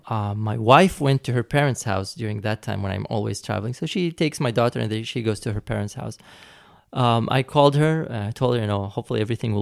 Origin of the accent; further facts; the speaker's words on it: United States; born there; And I was going to London and I was born in the States.